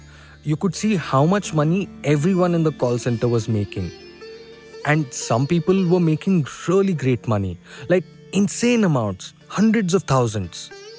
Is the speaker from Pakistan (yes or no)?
yes; Pakistan; Okay, some background about me. I'm from Pakistan, actually. I worked in a call center for 8 years.